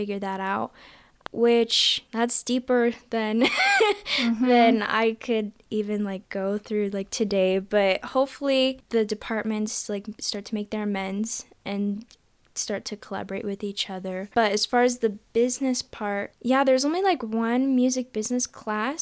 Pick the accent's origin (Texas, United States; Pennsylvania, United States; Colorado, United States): Colorado, United States; Parker; also born or lived in Denver, Colorado / Aurora, Colorado; So I was born and partially raised in Denver, Colorado, and then we moved to Aurora, and then we kept moving south all the way to Parker, Colorado by the time I was about 5 or 6 years old